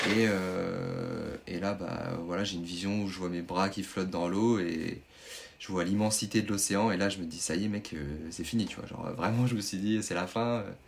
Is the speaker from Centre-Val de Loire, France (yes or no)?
yes; Tours, Centre-Val de Loire, France; je suis originaire de Tours, donc je ne sais pas si les gens connaissent dans la... en Indre-et-Loire, dans la région centre.